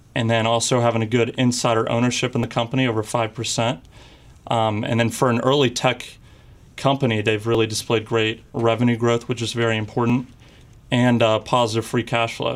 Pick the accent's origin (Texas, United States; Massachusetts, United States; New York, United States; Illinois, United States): Texas, United States; Houston; moved away; also born or lived in Ohio; I'm from Houston, Texas, and I go to school in Miami University in Ohio